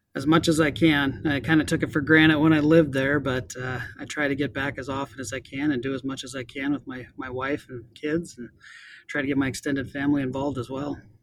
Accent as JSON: {"language": "English", "region": "Montana", "country": "United States", "tie": "born or raised there", "moved": "yes", "lives_now": "Snohomish County, United States", "said": "growing up in Montana"}